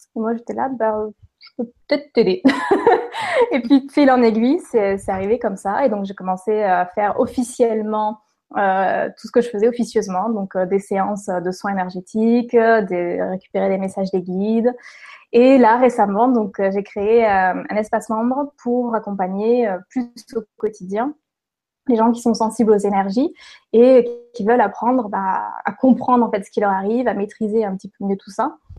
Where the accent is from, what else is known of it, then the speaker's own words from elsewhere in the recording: Lorraine, Grand Est, France; also born or lived in Toulouse, France / southern France; now in Quebec, Canada; je suis née en Lorraine, effectivement, donc dans l'est de la France. J'ai passé, on va dire, les presque 20 dernières années dans le sud de la France, dont les 10 dernières à Toulouse